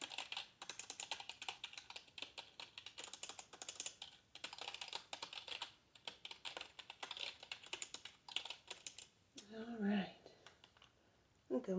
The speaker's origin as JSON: {"language": "English", "country": "United States", "accent": "country"}